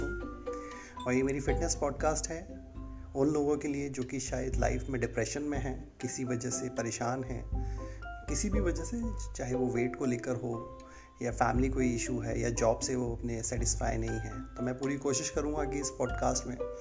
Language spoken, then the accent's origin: Hindi; India; India का रहने वाला हूँ